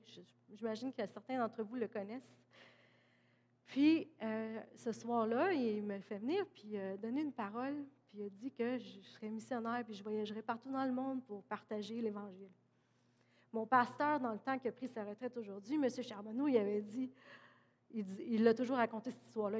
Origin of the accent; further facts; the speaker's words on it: Granby, Quebec, Canada; also born or lived in Oklahoma; je suis née à Grimby, québécoise, canadienne